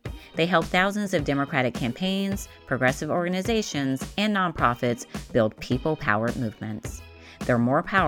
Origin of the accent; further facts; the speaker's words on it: Las Vegas, Nevada, United States; I'm from Las Vegas